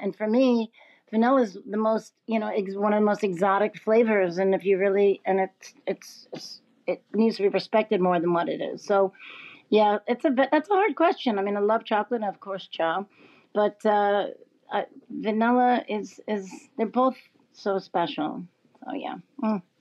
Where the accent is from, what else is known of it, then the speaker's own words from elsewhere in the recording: New York City, New York, United States; now in Los Angeles, United States; a New Yorker, uh, Brooklyn New Yorker